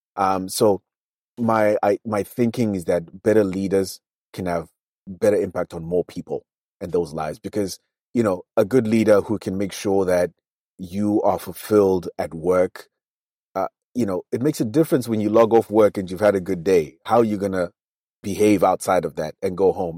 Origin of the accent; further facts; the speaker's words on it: Zimbabwe; accent: nasal accent (Nose Brigade); I was in my home country